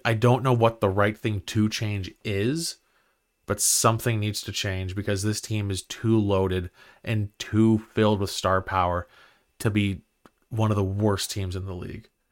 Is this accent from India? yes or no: no; Ottawa, Ontario, Canada; I grew up in Barhaven